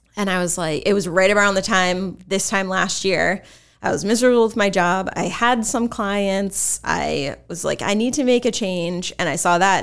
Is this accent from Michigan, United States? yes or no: no; Exeter-West Greenwich, Rhode Island, United States; I actually went to Exeter, West Greenwich.